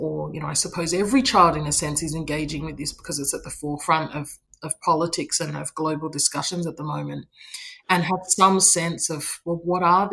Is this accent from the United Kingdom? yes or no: no; Australia; I was born in Australia